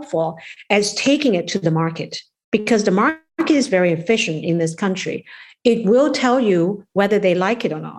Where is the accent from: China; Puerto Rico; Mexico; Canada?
China; also born or lived in New York / Maryland; now in United States; we are from China.